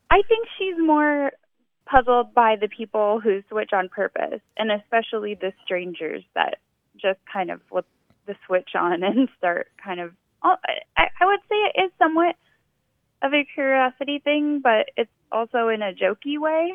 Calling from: Mansfield, Texas, United States; accent: American; also born or lived in England; I'm calling from Mansfield, Texas

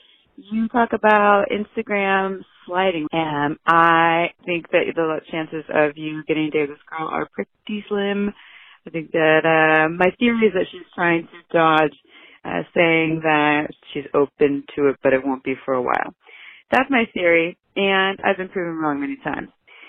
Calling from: Santa Cruz, California, United States; I'm calling from Santa Cruz.

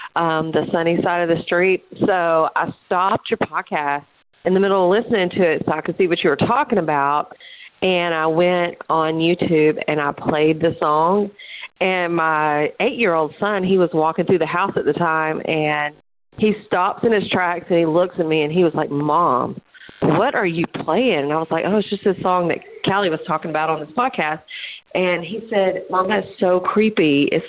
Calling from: Lithia Springs, Georgia, United States; I'm calling from Lithia Springs

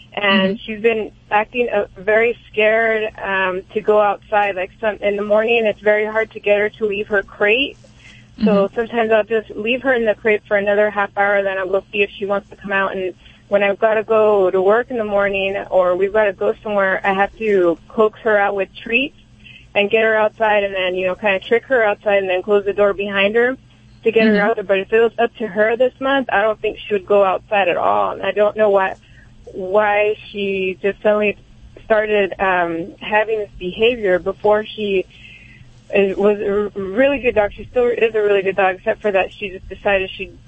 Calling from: Visalia, California, United States; I'm calling from Visalia, California.

